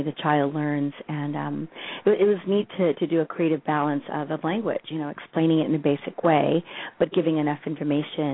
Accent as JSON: {"language": "English", "region": "Colorado", "country": "United States", "tie": "born or raised there", "also_born_or_lived": "Texas / Berkeley, California", "moved": "yes", "said": "My parents came from Mexico. I was born in Texas. I was raised in Colorado"}